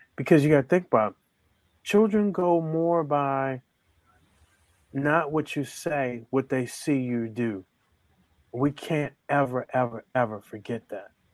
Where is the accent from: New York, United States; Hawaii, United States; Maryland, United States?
Maryland, United States; Baltimore; I grew up in Baltimore